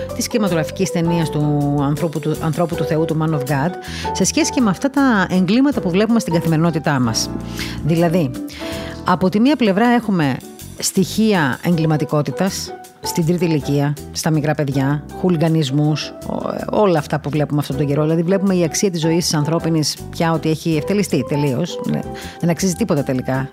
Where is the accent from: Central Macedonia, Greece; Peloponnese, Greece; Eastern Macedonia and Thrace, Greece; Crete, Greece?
Crete, Greece; now in Athens, Greece; εκεί που μεγάλωσα εγώ στην Κρήτη